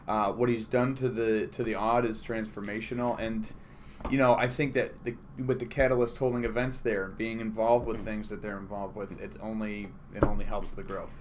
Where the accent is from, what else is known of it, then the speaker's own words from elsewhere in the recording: Utica, New York, United States; also born or lived in Nashville; I was born here in Utica, mm-hmm. and then I went to I actually went to Watson Williams Elementary.